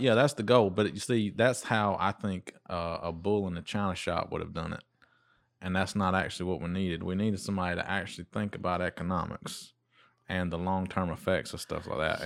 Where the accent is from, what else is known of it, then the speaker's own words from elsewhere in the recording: United States; we're from Dodge County